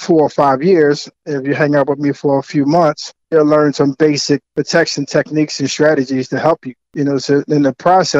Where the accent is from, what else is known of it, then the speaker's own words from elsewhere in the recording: Philadelphia, Pennsylvania, United States; I'm from South Philly